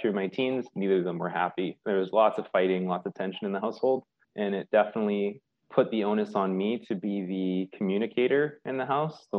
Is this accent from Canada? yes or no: yes; Victoria, British Columbia, Canada; I grew up in Victoria, a little on Vancouver Island, a little island off the coast of Vancouver